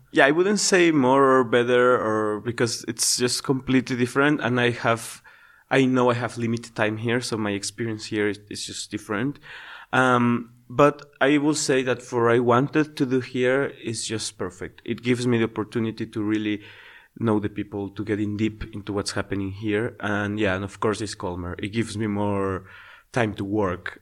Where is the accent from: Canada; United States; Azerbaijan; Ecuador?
Ecuador; first language Spanish; English is a second language; moved away as an adult; now in Slovakia; I come from Ecuador